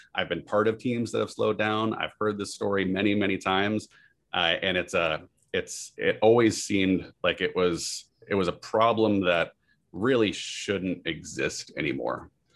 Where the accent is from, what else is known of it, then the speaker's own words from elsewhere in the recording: Massachusetts, and Vermont, New England, United States; moved away as an adult; also born or lived in San Diego / Silicon Valley; now in Cary, United States; I grew up in New England, Massachusetts, and Vermont.